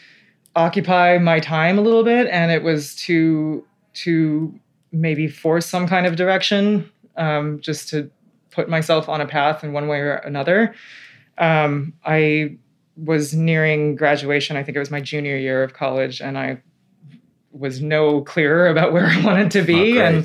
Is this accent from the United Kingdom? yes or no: no; Taipei, Taiwan; also born or lived in Illinois; now in New York, United States; growing up in Taipei, my family went out to eat a lot